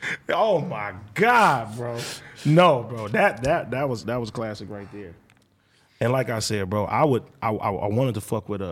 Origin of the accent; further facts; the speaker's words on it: Compton, California, United States; I'm from Compton.